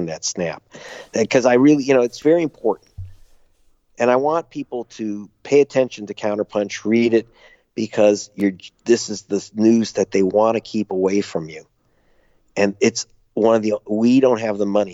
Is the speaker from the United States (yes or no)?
yes; United States; moved away; also born or lived in United Kingdom